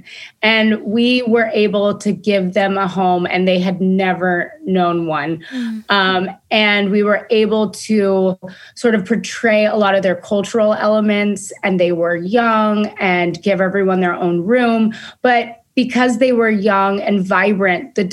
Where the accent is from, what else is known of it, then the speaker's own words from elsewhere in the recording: Los Angeles, California, United States; I'm from Venice Beach.